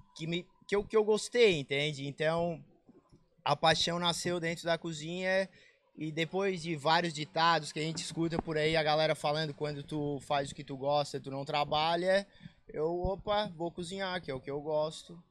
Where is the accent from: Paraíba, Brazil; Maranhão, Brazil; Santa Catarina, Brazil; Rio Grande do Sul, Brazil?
Santa Catarina, Brazil; Balneário Rincão; moved away as an adult; para mim voltar para o Rincão